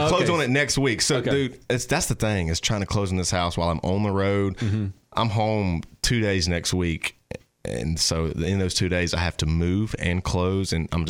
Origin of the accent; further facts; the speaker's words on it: Bastrop, Louisiana, United States; Born and raised Northeast Louisiana.